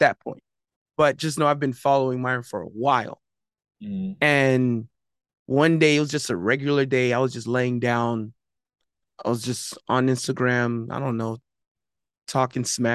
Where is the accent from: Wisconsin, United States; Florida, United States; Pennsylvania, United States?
Florida, United States; Miami; I'm from Miami, Florida